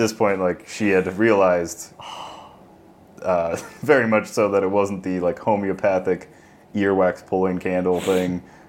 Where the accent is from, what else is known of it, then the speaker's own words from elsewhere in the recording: Kearney County, Nebraska, United States; I grew up in Kearney County.